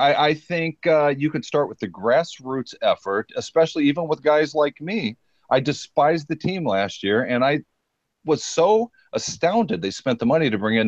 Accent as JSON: {"language": "English", "country": "Germany", "tie": "born or raised there", "moved": "yes", "said": "I was born in Germany"}